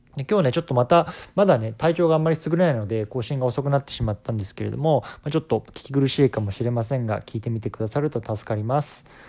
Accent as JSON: {"language": "Japanese", "country": "Japan", "tie": "born or raised there", "said": "僕自身こう日本で生まれ育って"}